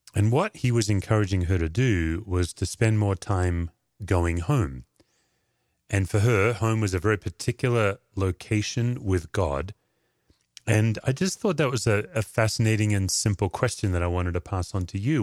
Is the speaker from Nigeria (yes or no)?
no; Perth, Western Australia, Australia; moved away; I do think of Perth, Australia. That's home.